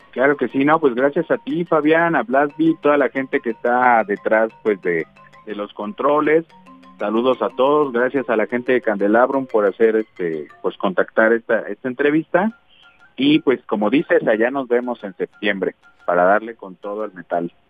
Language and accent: Spanish; Mexico City, Mexico; moved away as an adult; now in Guadalajara, Mexico; yo nací en la Ciudad de México y llevo apenas unos 15 años viviendo acá en Guadalajara